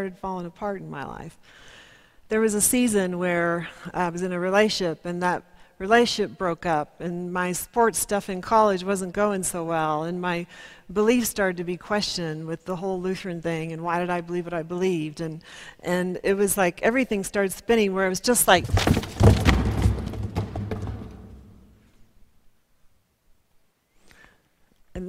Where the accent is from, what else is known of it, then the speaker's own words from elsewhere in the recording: Kansas, United States; I'm from Kansas